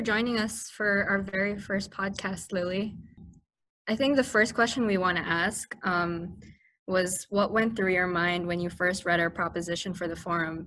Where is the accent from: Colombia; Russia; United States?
Colombia; I'm from Colombia